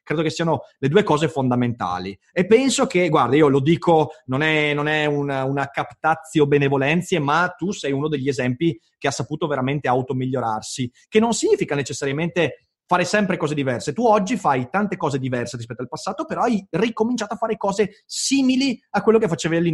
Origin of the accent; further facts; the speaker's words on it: Livorno, Tuscany, Italy; trattenendo in quanto livornese.